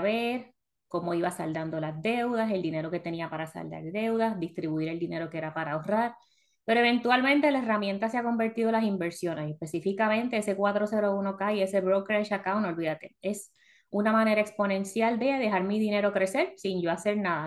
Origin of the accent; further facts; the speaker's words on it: Puerto Rico; moved away as an adult; also born or lived in South Florida; now in United States; todo hecho en Puerto Rico. Ah, ya llevamos que como 16 años en Estados Unidos